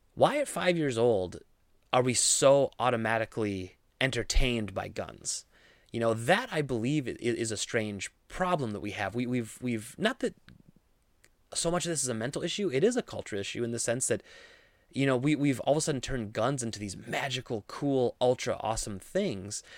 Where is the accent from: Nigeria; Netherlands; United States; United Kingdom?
United States; Midwest; I grew up in the Midwest, I grew up around guns